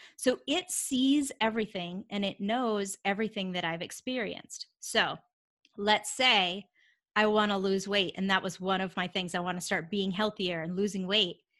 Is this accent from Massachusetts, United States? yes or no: no; Vermont, United States; moved away as an adult; now in Atlanta, United States; I grew up in Vermont, so I live in Atlanta, Georgia now, but I grew up in Vermont and, um, lived there, you know, through college and then I left